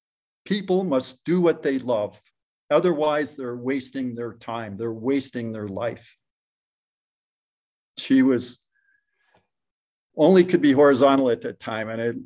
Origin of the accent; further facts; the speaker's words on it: Modesto, California, United States; And from the east, we're from Modesto, we're coming these warm winds, making the offshore winds.